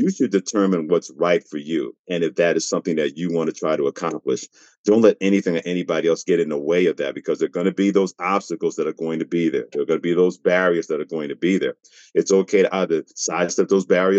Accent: New York City, New York, United States; moved away as an adult; also born or lived in Mansfield, Pennsylvania / Portland, Maine; growing up in New York City

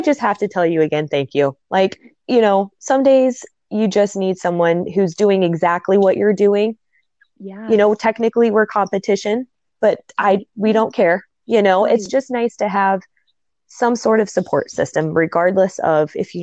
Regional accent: Nebraska, United States; also born or lived in South Dakota; We're both from Nebraska

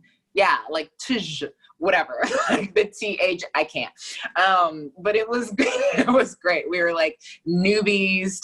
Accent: Fort Lauderdale, Florida, United States; moved away as an adult; also born or lived in Buffalo; now in New York City, United States; I'm from Fort Lauderdale, Florida

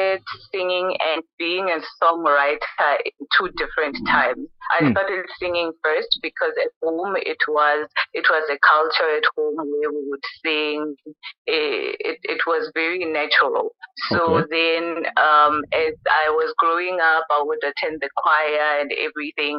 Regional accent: Thohoyandou, Limpopo, South Africa; moved away as an adult; also born or lived in Free State / Mpumalanga; a girl coming from Thohoyandou. I was born in Gredi, and then I moved to Free State during my varsity years, and then Mpumalanga

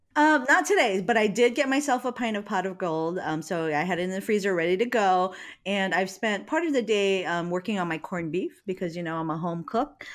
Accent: Hawaii, United States; I'm from Hawaii

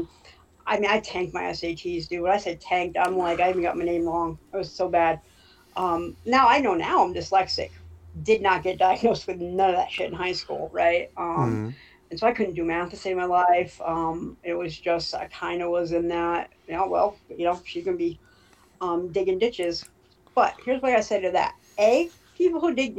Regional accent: Smethport, Pennsylvania, United States; growing up in Smithport

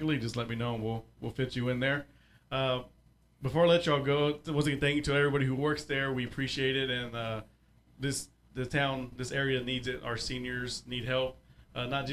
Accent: South Texas, United States; also born or lived in Alvin, Texas; now in Altus, United States; I'm from the south part of Texas, the main part, mm-hmm. the good part

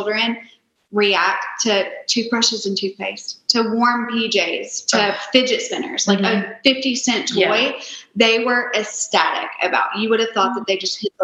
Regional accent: Nashville, Tennessee, United States; I am born and raised in Nashville

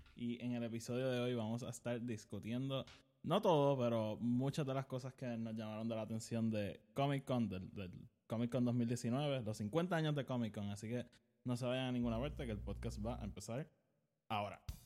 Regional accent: Puerto Rico; yo vivo en Puerto Rico, soy puertorriqueño

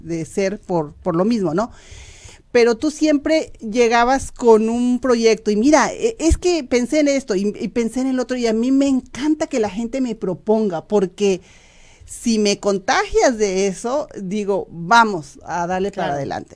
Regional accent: Mexico; moved away as an adult; now in United States; yo hablo por los mexicanos porque pues soy mexicana

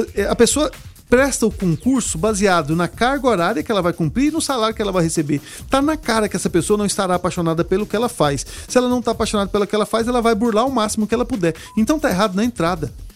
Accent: Brazil; Eu sou brasileiro, vou trabalhar aqui, eu sou médico aqui, quero trabalhar aqui e quero fazer o meu país um lugar melhor

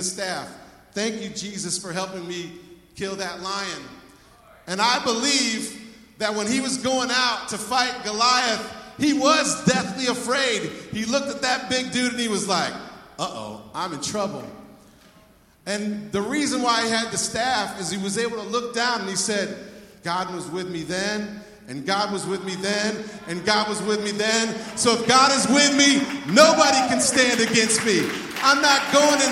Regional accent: United States; I'm an American.

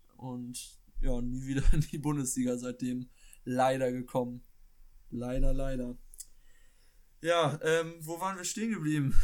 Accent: Schleswig-Holstein, Germany; ich komme aus Schleswig-Holstein

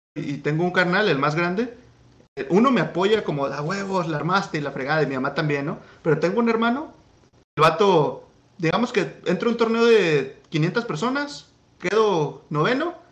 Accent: Guadalajara, Jalisco, Mexico; moved away as an adult; now in United States; soy de Guadalajara

